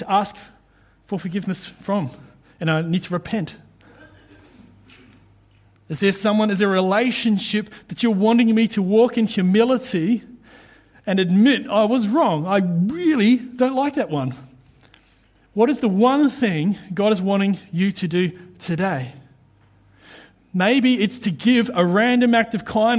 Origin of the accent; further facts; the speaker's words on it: New Zealand; now in Queensland, Australia; being a Kiwi